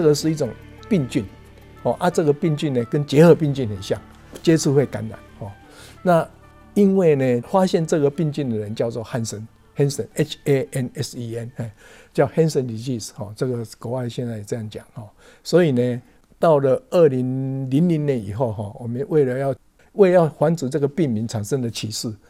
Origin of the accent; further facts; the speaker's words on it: Taiwan; 我们台湾人